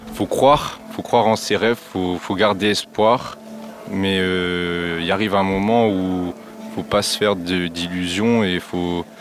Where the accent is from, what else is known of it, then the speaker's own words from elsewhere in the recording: Lille, Hauts-de-France, France; also born or lived in Liévin; j'ai 20 ans, je viens de Lille